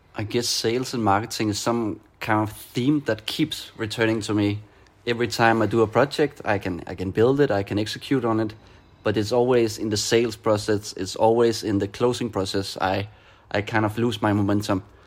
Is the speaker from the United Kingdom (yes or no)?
no; Denmark; moved away as an adult; now in Barcelona, Spain; I am from Denmark, now living in Barcelona.